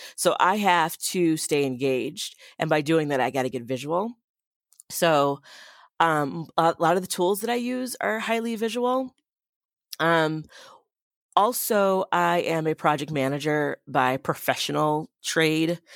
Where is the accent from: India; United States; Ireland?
United States; Boston, Massachusetts; now in Madison, United States; I grew up in Boston